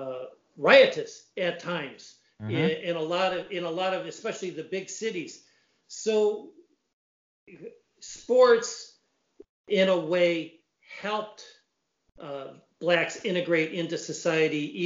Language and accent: English; Chicago, Illinois, United States; I grew up in the Chicago area.